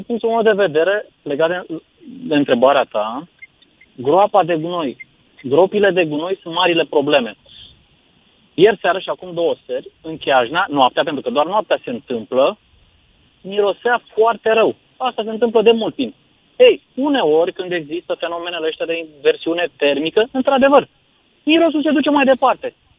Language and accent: Romanian; Timișoara, Timiș County, Romania; Eu sunt din Timișoara